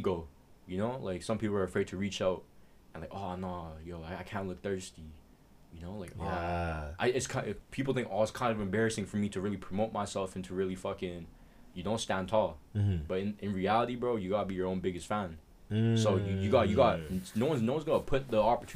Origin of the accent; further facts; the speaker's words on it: Edmonton, Alberta, Canada; I'm from Edmonton.